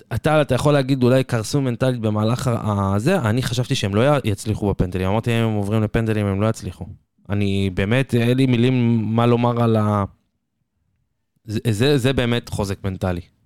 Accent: Israel; אני כישראלי

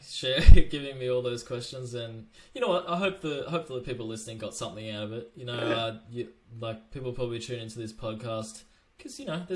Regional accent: Melbourne, Victoria, Australia; I've pretty much, always been in Melbourne

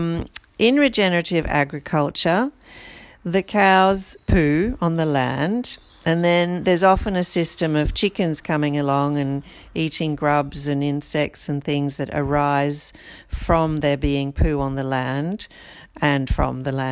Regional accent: Brazil; moved away; I was born in Brazil and I feel a sense of loyalty and a sense of belonging to that country.

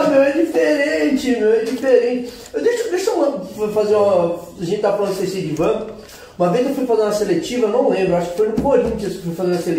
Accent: Juquiá, São Paulo, Brazil; Eu vim do Vale do Ribeira de Juquiá por causa do judô

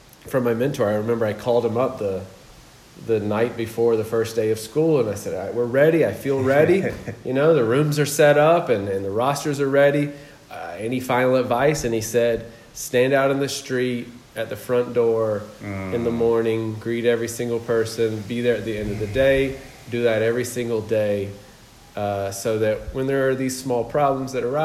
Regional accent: Georgia, United States; moved away as an adult; also born or lived in South Korea / Vietnam / Thailand / Laos; now in Cabarete, Dominican Republic; I'm originally from the States, from Georgia

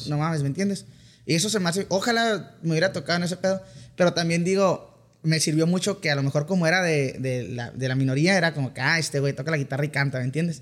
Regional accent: Mexicali, Baja California, Mexico; accent: Sinaloa; also born or lived in Culiacán, Sinaloa; soy nacido en Culiacán, pero la verdad me crié en Mexicali

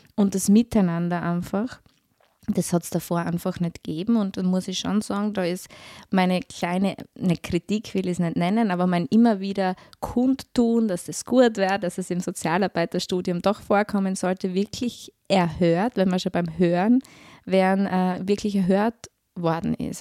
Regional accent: Styria, Austria; moved away as an adult; now in Vorarlberg, Austria; man hört es vielleicht, ich bin Steirerin

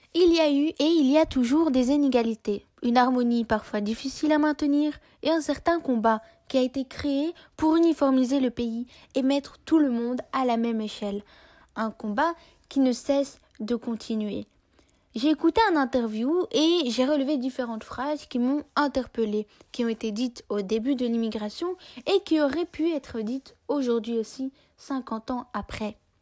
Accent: Belgium; je suis née en Europe, j'y ai étudié, grandi, et je l'aime

